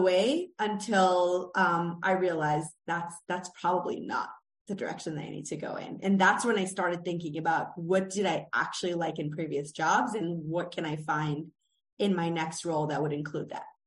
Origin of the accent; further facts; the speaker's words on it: Israel; moved away as an adult; also born or lived in United States; I am Israeli American